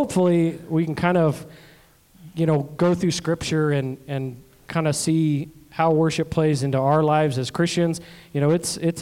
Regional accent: Indianapolis, Indiana, United States; moved away as an adult; also born or lived in Alaska; I'm originally from the South Side.

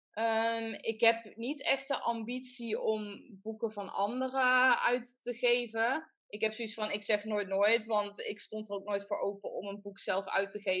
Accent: southern Netherlands, Netherlands; accent: soft G; om mijn, mijn zachte G dat te doen

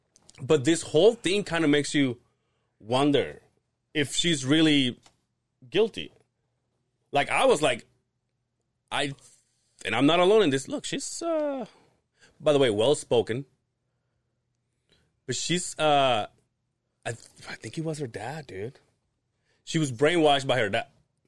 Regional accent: Loltun caves area, Yucatán, Mexico; moved away; So, right there, that's in my hometown.

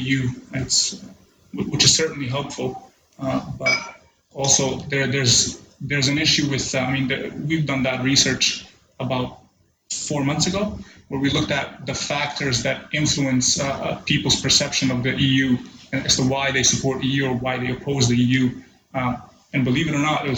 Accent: Canada; moved away; I was born in Canada and I spent a good chunk of my life there.

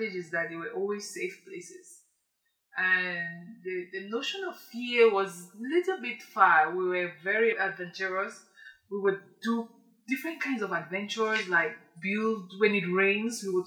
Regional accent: Bamenda, Northwest Region, Cameroon; also born or lived in Bali / Boyo / Banso; I grew up in Bamenda. I was born in Bamenda

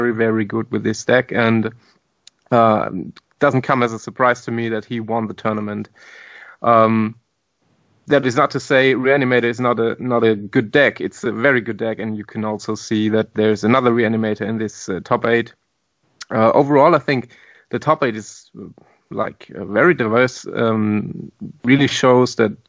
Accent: Mannheim, Baden-Württemberg, Germany; I'm from Germany, from the town of Mannheim.

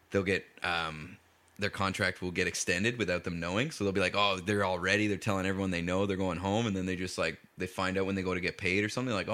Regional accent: Cambridge, Ontario, Canada; also born or lived in Oshawa, Ontario; I was born in Oshawa at Oshawa General. so, and then I moved to Cambridge.

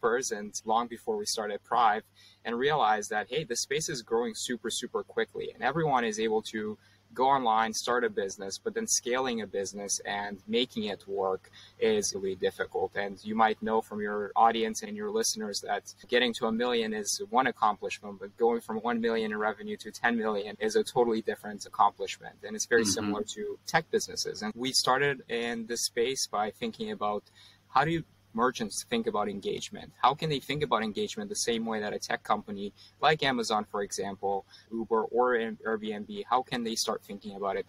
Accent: Canada; moved away as an adult; now in Bay Area, United States; I grew up in Canada and I moved to the Bay Area about 4 years ago

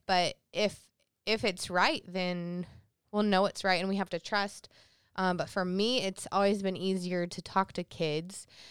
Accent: South Carolina, United States; growing up in South Carolina, that's considered the Bible Belt.

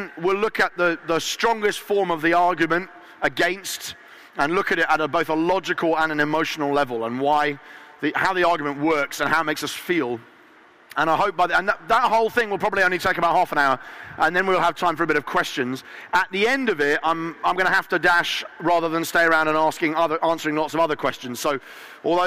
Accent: Eastbourne, South East England, United Kingdom; my hometown of Eastbourne.

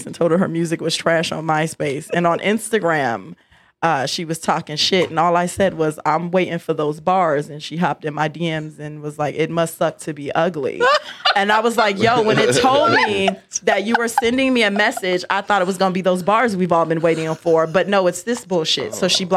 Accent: New Jersey, United States; moved away as an adult; also born or lived in West Coast

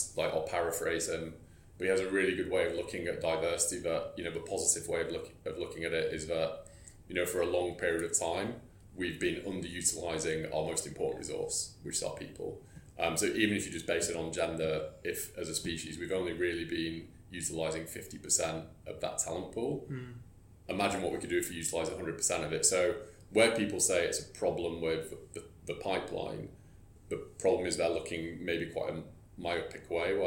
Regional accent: the north of England, United Kingdom; I say this as a Northerner

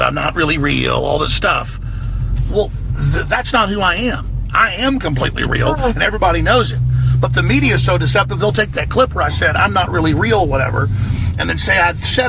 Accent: Texas, United States; accent: Texas; I do have a Texas accent. I am from Texas.

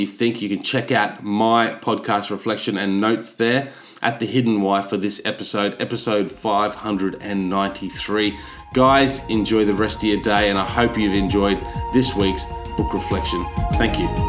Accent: Australia; as an Aussie

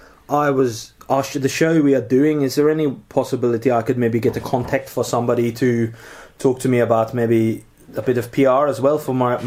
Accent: Durban, KwaZulu-Natal, South Africa; because I'm from South African, starts out of Durban, a place called Kwankosh.

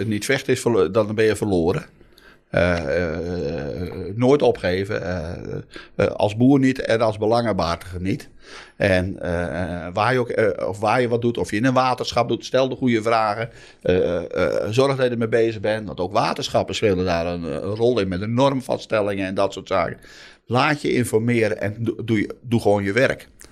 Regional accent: Noordoostpolder, Flevoland, Netherlands; ik kom uit de Noordoostpolder, elf dorpen

